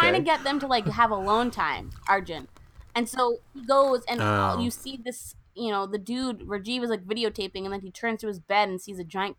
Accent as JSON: {"language": "English", "country": "United States", "tie": "born or raised there", "said": "as American-borns"}